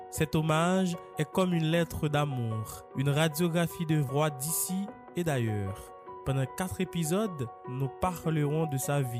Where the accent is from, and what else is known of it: Haiti